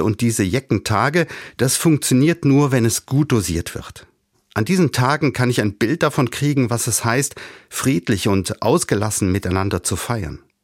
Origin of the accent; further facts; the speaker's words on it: Cologne, North Rhine-Westphalia, Germany; ich stamme aus einer Karnevalshochburg aus Köln. Ich habe fastelovend, wie man da sagt, mit der Muttermilch aufgesogen